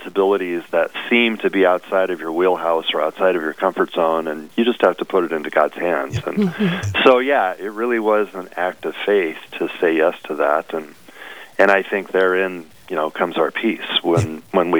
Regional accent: Nebraska, United States; moved away as an adult; now in Fargo, United States; I was from Nebraska, so I knew Midwest life, I knew rural life

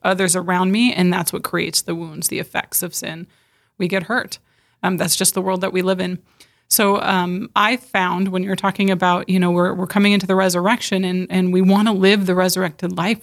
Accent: California, United States; moved away as an adult; now in South Dakota, United States; I was born and raised in California

